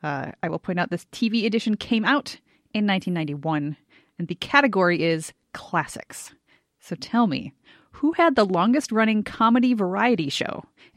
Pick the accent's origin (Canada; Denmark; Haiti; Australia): Canada; I'm totally Canadian.